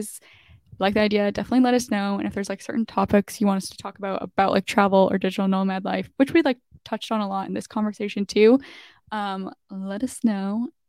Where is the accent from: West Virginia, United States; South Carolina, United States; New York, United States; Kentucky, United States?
New York, United States; New York City; And then mine will be for New York City because I'm in my hometown for now and it's just no one comes here, so we'll do New York City.